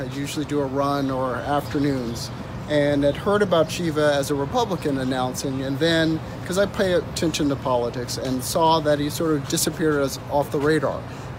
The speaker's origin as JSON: {"language": "English", "region": "Texas", "country": "United States", "tie": "born or raised there", "moved": "as an adult", "lives_now": "Massachusetts, United States", "said": "I'm originally from Texas, from the South"}